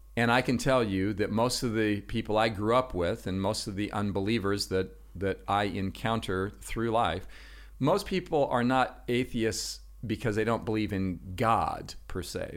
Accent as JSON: {"language": "English", "town": "Los Angeles", "region": "California", "country": "United States", "tie": "born or raised there", "also_born_or_lived": "Washington State", "moved": "yes", "said": "I'm originally from Los Angeles, California. That's where I grew up."}